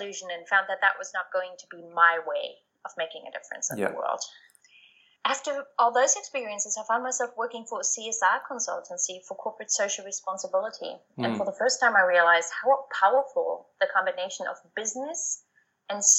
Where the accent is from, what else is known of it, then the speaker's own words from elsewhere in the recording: East Germany, Germany; moved away as an adult; also born or lived in Thailand; I was born and raised in East Germany, and after high school, after having lived in such a small village on the East German countryside